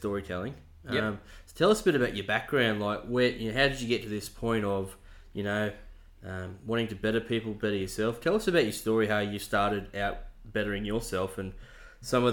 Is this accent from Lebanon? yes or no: no; Dubbo, New South Wales, Australia; I was born in Dubbo